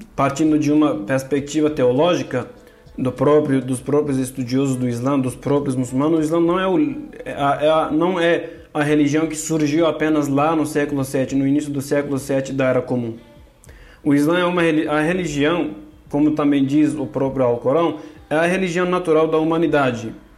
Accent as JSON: {"language": "Portuguese", "country": "Turkey", "second_language": "Portuguese", "moved": "as an adult", "lives_now": "São Paulo, Brazil", "said": "eu sou da Turquia, de origem curda"}